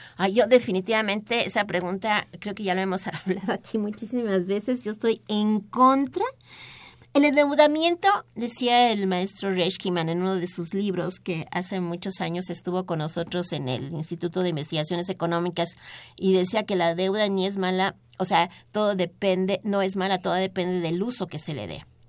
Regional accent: Mexico

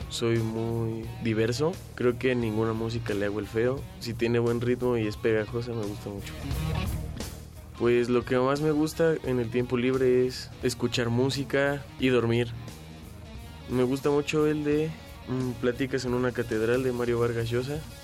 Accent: Mexico City, Mexico; Nací aquí en la Ciudad de México el 13 de enero de 1999.

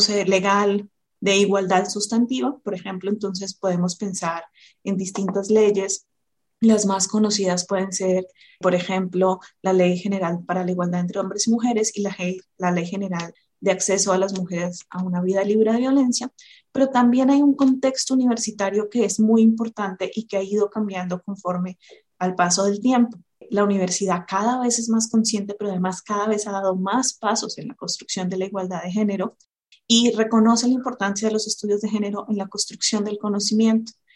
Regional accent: Colombia; moved away as an adult; now in Mexico; soy colombiana

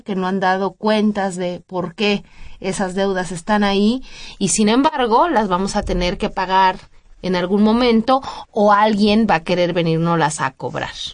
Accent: Mexico; los mexicanos y los latinoamericanos en general tenemos amplia experiencia

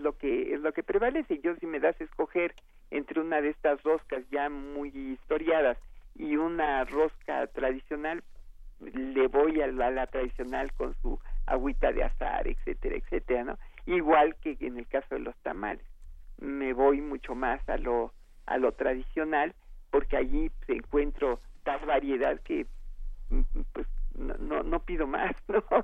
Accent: Mexico; somos los mexicanos

